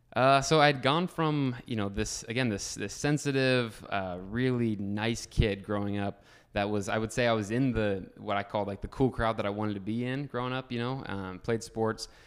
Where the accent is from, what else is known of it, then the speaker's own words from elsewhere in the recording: Northeast Ohio, United States; also born or lived in Columbus, Ohio; I'm a thirty-year-old, uh, kid from Ohio. Grew up in a small little town, Northeast Ohio